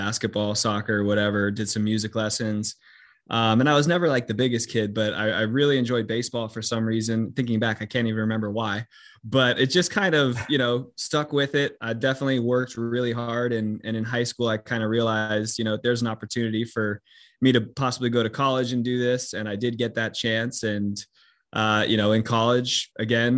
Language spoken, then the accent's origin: English; Los Angeles, California, United States; I'm from Los Angeles